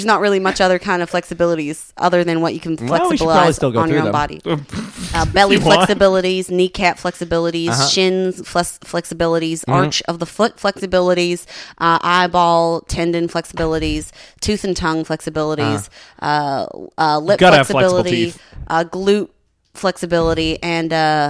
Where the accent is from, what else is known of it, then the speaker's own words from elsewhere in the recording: the South, United States; Well, listen, I'm from the South. Y'all have a different language than me up here.